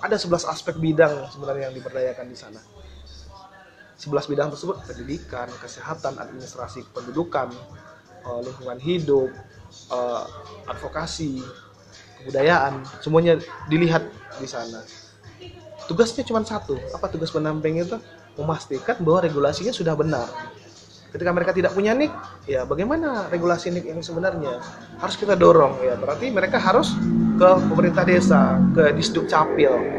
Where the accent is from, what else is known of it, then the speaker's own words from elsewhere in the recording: Padang, West Sumatra, Indonesia; moved away as an adult; now in Ketapang, Indonesia; saya dari Sumatera Barat ya, dari Padang